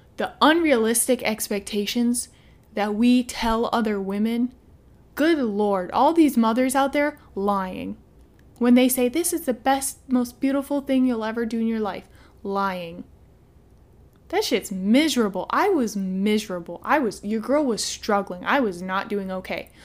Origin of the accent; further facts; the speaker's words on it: Midwest, United States; I'm from the Midwest